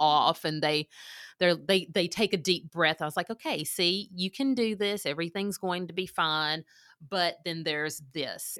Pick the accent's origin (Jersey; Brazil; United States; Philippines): United States; Mississippi; moved away as an adult; now in Oklahoma, United States; I am from Mississippi. I moved to Oklahoma in two thousand sixteen. I graduated from South Panola High School in nineteen